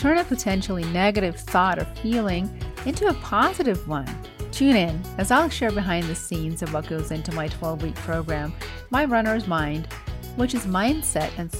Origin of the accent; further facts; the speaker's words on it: Denmark; moved away as an adult; now in United States; I'm from Denmark originally, although I've lived most of my adult life in the U.S., and I have my own family over here